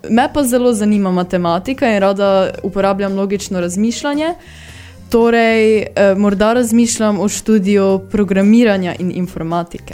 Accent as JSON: {"language": "Slovenian", "town": "Rakičan", "region": "Mura", "country": "Slovenia", "said": "prihajam iz Rakičana."}